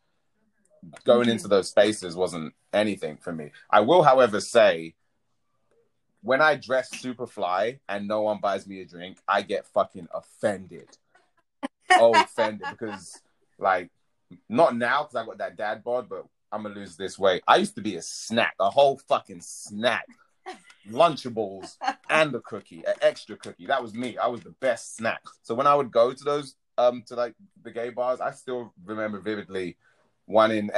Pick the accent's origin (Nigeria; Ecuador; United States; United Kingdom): United Kingdom; London; growing up in South London in a predominantly black community